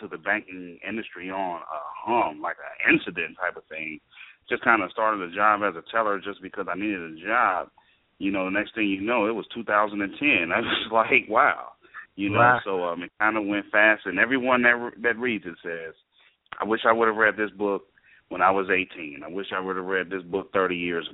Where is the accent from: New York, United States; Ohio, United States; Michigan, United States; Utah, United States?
Ohio, United States; I'm from Ohio